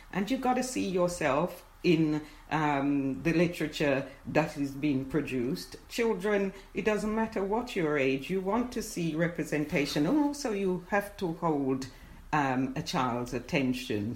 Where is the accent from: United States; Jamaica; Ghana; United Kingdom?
Jamaica; moved away; as a child going, growing up in Jamaica